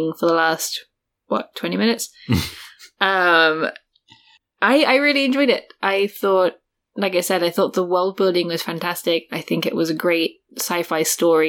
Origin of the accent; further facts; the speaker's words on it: United Kingdom; I'm British